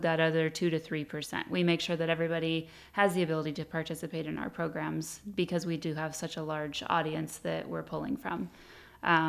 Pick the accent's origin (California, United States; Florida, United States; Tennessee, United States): California, United States; Hemet; I was born and raised in Hemet